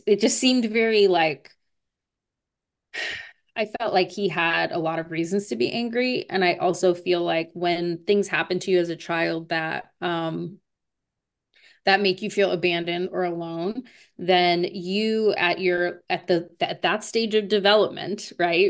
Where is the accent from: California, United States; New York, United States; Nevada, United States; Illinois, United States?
Nevada, United States; Las Vegas; I would say Writer's Block in Las Vegas.